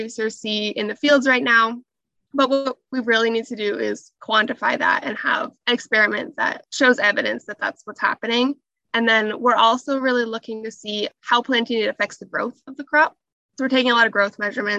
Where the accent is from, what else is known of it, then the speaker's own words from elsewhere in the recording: Southern Ontario, Canada; also born or lived in Northwest Iowa, United States; I grew up in Southern Ontario on a pig and cash crop farm